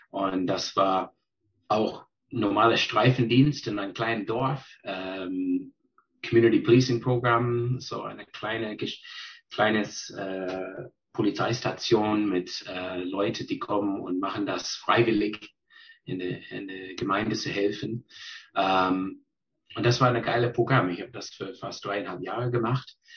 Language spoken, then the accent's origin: German; British Columbia, Canada; ich bin geboren in British Columbia, ähm, groß geworden auf Vancouver Island, äh, da studiert, habe mein äh, Gymnasium gemacht, Abitur und dann äh, studiert.